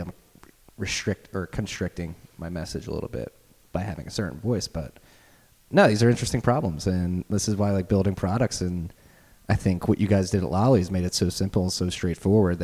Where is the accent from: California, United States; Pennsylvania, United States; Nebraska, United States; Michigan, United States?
Pennsylvania, United States; Philadelphia; also born or lived in Charleston, South Carolina; born in Northeast Philadelphia, a very ragtag neighborhood, grew up with a potty mouth and fought a lot